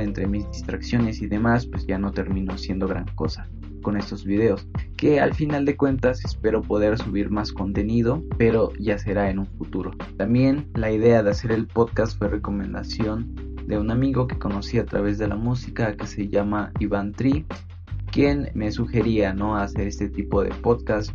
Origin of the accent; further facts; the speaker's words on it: Santa María Pápalo, Oaxaca, Mexico; moved away; yo soy originario de una comunidad que se llama Santa María Pápalo, que se ubica en el distrito de Cuicatlán, esto en la región cañada del estado de Oaxaca